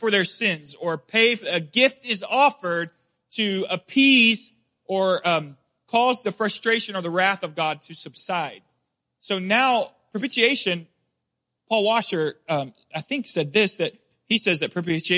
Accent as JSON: {"language": "English", "region": "Deep South", "country": "United States", "tie": "born or raised there", "said": "I grew up in the Deep South."}